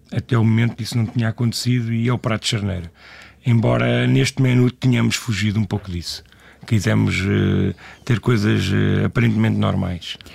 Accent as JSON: {"language": "Portuguese", "region": "Lisbon", "country": "Portugal", "tie": "born or raised there", "said": "eu sou natural do bairro de Alvalade, e, e, mas eh, vivi cá desde criança"}